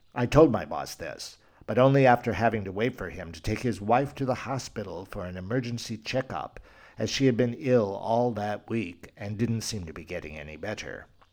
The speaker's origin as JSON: {"language": "English", "country": "Spain", "said": "Spain, my home country"}